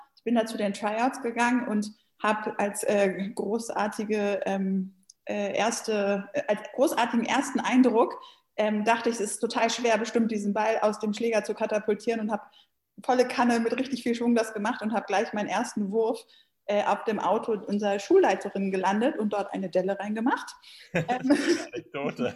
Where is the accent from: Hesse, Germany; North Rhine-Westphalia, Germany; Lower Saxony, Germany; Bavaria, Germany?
Lower Saxony, Germany; Hanover; moved away as an adult; also born or lived in Tübingen; now in Berlin, Germany; Ich komme ja ursprünglich aus Hannover